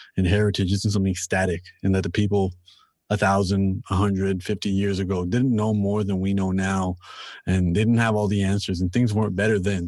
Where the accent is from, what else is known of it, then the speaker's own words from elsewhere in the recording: Toronto, Ontario, Canada; I'm, I'm from Toronto and I'm born and raised here